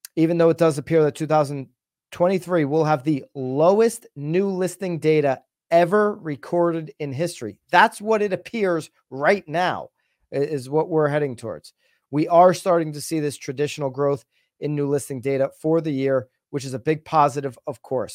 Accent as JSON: {"language": "English", "town": "Naples", "region": "Florida", "country": "United States", "tie": "born or raised there", "said": "I'm here in, uh, in the, in my hometown in Naples, Florida"}